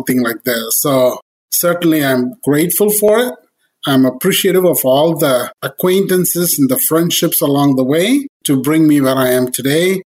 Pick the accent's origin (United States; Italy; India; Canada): India; moved away as an adult; I came from India with the master's, and I came here to do my master's